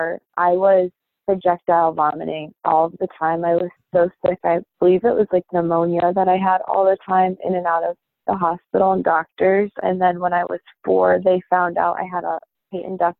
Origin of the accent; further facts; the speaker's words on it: East Longmeadow, Massachusetts, United States; also born or lived in Uniontown, Pennsylvania / Nashville, Tennessee / Cape Cod, Massachusetts; pretty much grew up in East Long Meadow my whole life